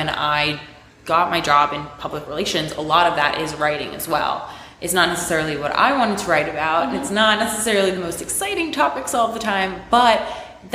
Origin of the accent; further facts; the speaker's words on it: South Florida, United States; moved away as an adult; also born or lived in Long Island, New York; now in New York City, United States; I was born on Long Island, and I moved to South Florida when I was 4. I grew up there